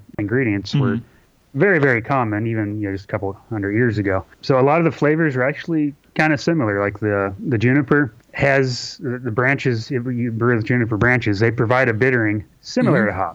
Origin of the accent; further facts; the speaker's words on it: Kentucky, United States; moved away as an adult; also born or lived in Seattle, Washington; I'm in Kentucky. I'm from Kentucky, but I moved to Seattle for about 8 years.